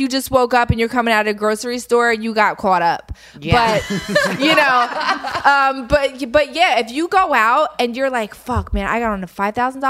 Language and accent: English; Philadelphia, Pennsylvania, United States; moved away; I'm from Philly